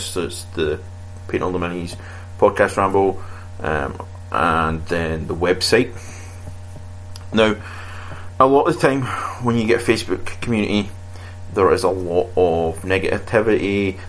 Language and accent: English; Scotland, United Kingdom; I come from Scotland